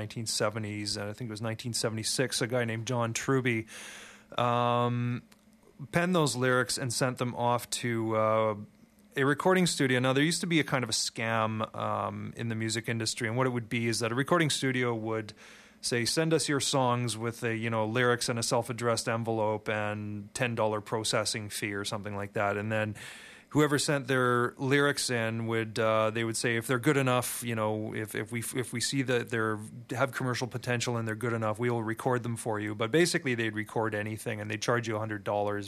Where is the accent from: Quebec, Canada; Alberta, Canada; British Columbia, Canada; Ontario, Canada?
Quebec, Canada; Montreal; I grew up in Montreal